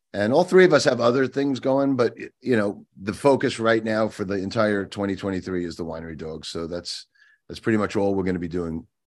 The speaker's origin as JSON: {"language": "English", "area": "Long Island", "region": "New York", "country": "United States", "tie": "born or raised there", "said": "I grew up on Long Island"}